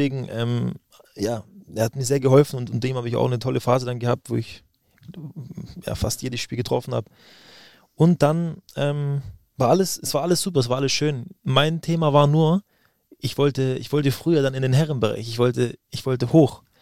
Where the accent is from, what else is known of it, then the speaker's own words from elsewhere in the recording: Stuttgart, Baden-Württemberg, Germany; Und ich bin Stuttgarter Junge, da ist der VfB die absolute Nummer eins. Und ähm, man ist auch, wenn man, wenn man Schwabe ist und in der Region aufwächst, ist man VfB-Fan